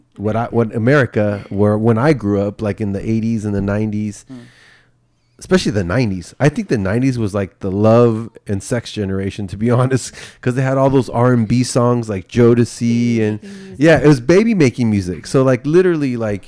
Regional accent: Bay Area, California, United States; the culture that I grew up in the Bay Area

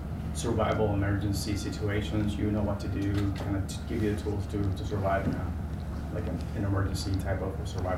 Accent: Puerto Rico; now in New Haven, United States; I'm from Puerto Rico originally. I live in New Haven, Connecticut.

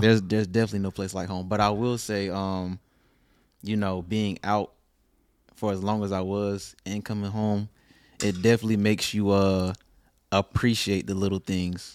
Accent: Lillington, North Carolina, United States; born or raised there; also born or lived in Fayetteville, North Carolina

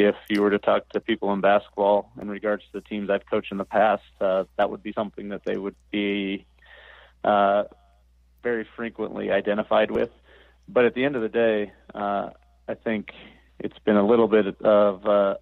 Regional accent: the Northwest, Pacific Northwest, United States; I grew up in the Northwest

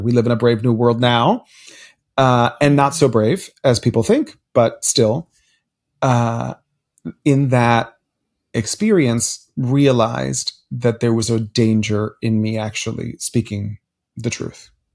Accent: Miami, Florida, United States; as a Cuban child growing up in Miami, Florida, the child of immigrants

